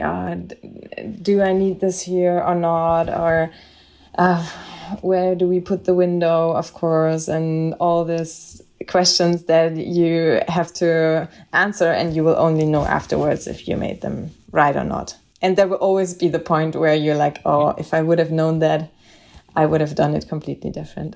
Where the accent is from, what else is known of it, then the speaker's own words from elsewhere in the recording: Bavaria, Germany; I'm from Bavaria